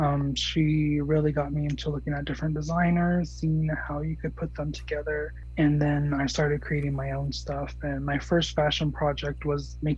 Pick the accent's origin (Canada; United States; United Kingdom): United States; Gallup, New Mexico; also born or lived in Tennessee; And since I came from Tennessee, that's, I call Tennessee home. I'm from Gallup, New Mexico, but I call Tennessee home.